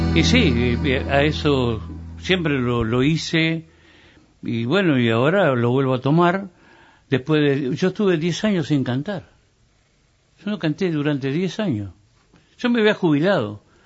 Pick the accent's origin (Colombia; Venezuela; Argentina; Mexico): Argentina; Entre Ríos; mi pueblo entrerriano, mis gurises